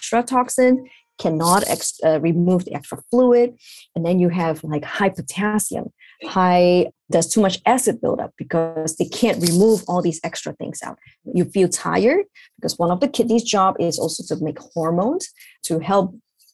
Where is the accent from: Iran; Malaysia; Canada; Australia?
Malaysia; moved away as an adult; also born or lived in Ireland / Pennsylvania, United States; now in New York, United States; I'm from Malaysia originally